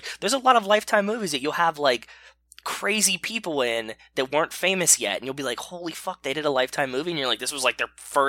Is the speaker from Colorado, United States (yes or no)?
no; Pittsburgh, Pennsylvania, United States; I lived in Pittsburgh. I grew up in Pittsburgh.